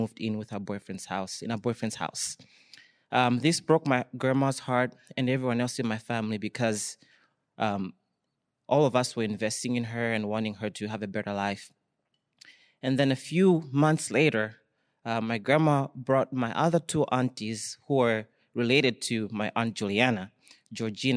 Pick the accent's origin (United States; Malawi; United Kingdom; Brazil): Malawi; moved away; it's growing up in my household back home in in Malawi. For those who don't know, I'm from Malawi